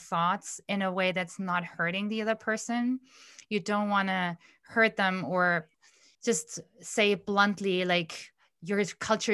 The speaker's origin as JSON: {"language": "English", "country": "India", "tie": "born or raised there", "moved": "as an adult", "lives_now": "Germany", "said": "whenever we arrive in Delhi at the airport, it feels like, you know, chains fall off of my arms and legs because I don't have to be so organized, like the environment that I grew up in."}